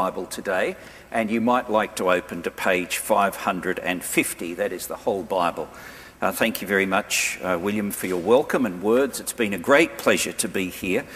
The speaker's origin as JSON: {"language": "English", "country": "Australia"}